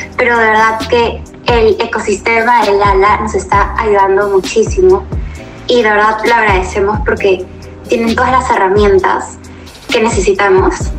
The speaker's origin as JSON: {"language": "Spanish", "region": "Lima", "country": "Peru", "said": "soy de Lima, Perú"}